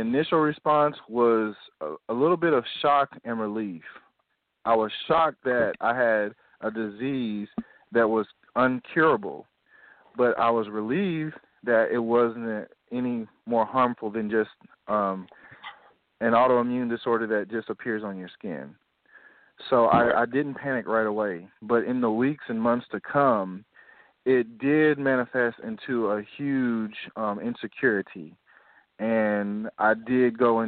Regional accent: Nashville, Tennessee, United States; I'm from Nashville, Tennessee

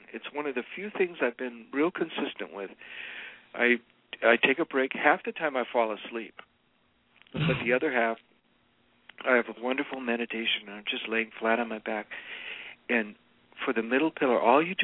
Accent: United States; I'm an American.

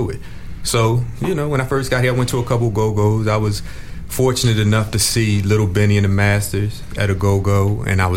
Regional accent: Philadelphia, Pennsylvania, United States; growing up in Philadelphia, you know, that's a hip-hop city.

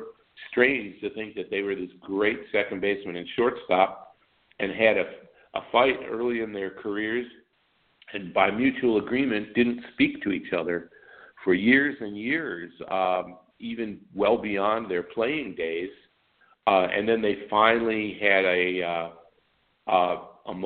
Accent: Deerfield, Illinois, United States; also born or lived in Wisconsin / Albuquerque; I grew up in Deerfield, the north suburb of Chicago

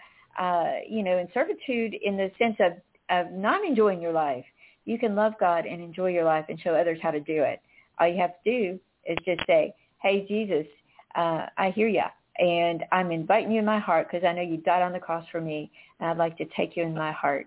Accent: North Carolina, United States; I grew up in North Carolina

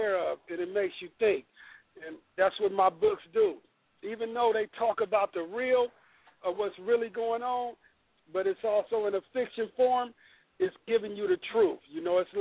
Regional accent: Sacramento, California, United States; I'm from Del Paso Heights in Sacramento

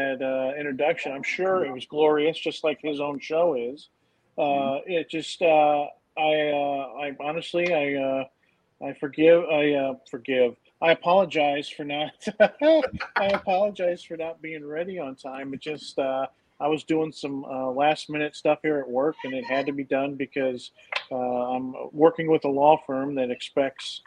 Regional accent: United States; As an American

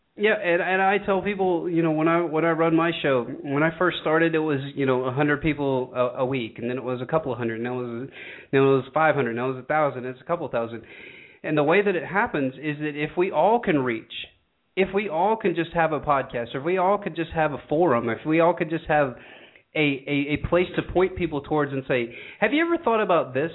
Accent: Georgia, United States; my hometown of a very rural part of Georgia

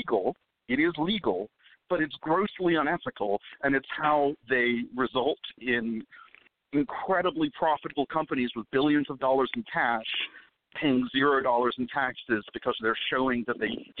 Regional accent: Israel; now in Dallas, United States; I'm Jewish and I was born in Israel

